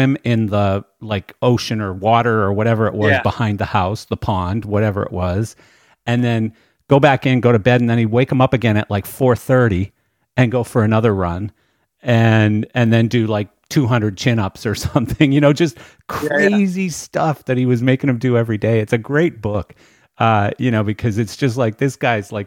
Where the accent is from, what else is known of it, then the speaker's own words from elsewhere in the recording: Canada; also born or lived in Pembroke Pines, Florida; now in Wellington, United States; I grew up in Canada